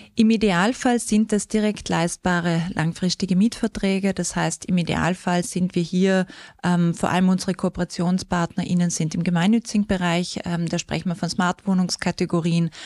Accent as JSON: {"language": "German", "area": "South Tyrol", "region": "Trentino-Alto Adige", "country": "Italy", "also_born_or_lived": "Austria", "accent": "something western", "moved": "yes", "lives_now": "Vienna, Austria", "said": "Wer es vielleicht vom Dialekt her hört, da ist was Westliches drin. Ich komme aus Südtirol, aus den wunderschönen ähm, Bergen mit Meranerland"}